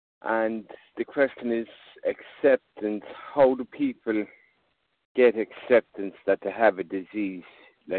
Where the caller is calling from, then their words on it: Ireland; I'm calling from Ireland